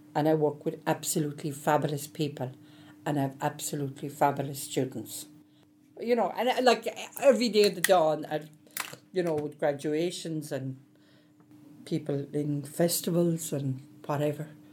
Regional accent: Cork, Munster, Ireland; moved away as an adult; now in Dublin, Ireland; You can gather from the accent. I'm originally from the south. Um, I'm from Cork, and uh, I went to UCC.

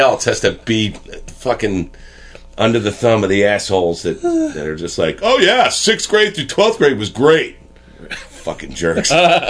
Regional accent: Plainfield, New Jersey, United States; I grew up in New Jersey in a town called Plainfield, New Jersey. Predominantly black mm-hmm. town. It was like 85% black.

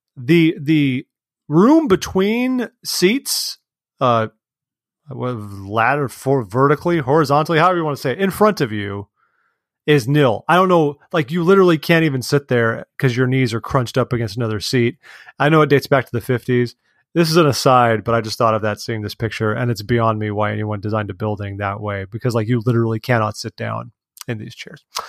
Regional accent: California, United States; As a Californian

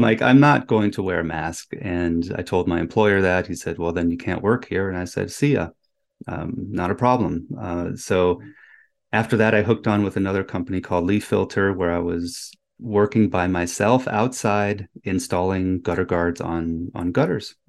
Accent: Germany; moved away; I was born in Germany

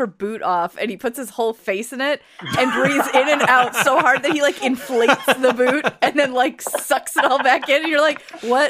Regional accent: United States; at least for me being an American

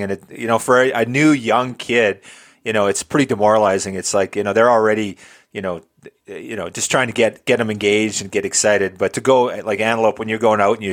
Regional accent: Alberta, Canada; I grew up in Alberta

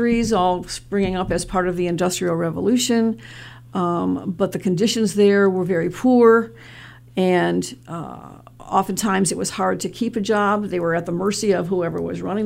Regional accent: Detroit, Michigan, United States; now in Mansfield, United States; I was born in Detroit, Michigan, and that's where I grew up.

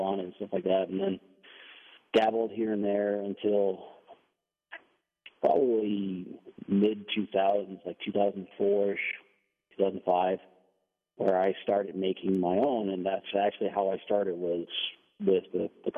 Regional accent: Denmark; English is a second language; now in United States; I'm from Denmark.

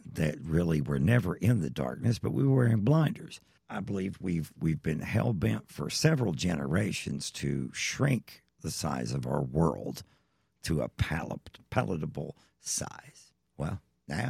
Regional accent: Eastern Kentucky, United States; I'm from Eastern Kentucky

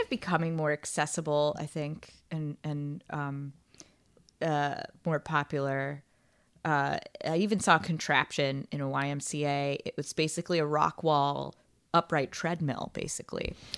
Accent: Northern Virginia, United States; moved away; I'm from outside of DC, northern okay. Northern Virginia area. Nova seven hundred oh three

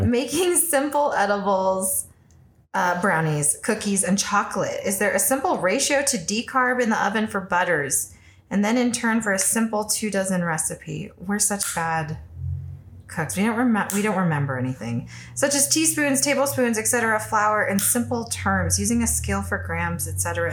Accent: California, United States; now in Colorado, United States; I'm from California

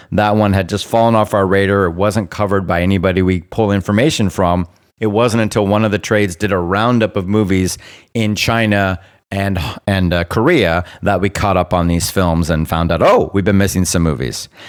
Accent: Bermuda; I am a British subject, colonial born, because I was born in Bermuda

